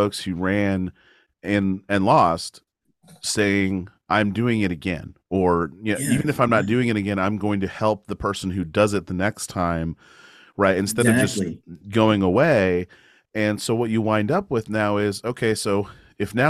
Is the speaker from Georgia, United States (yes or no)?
no; Missouri, United States; I grew up in Missouri, and I used to go to district band in Mexico